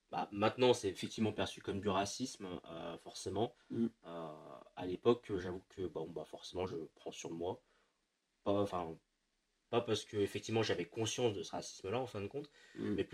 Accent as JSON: {"language": "French", "country": "France", "first_language": "French", "said": "c'est je suis français. Mm. J'ai pas d'accent déjà"}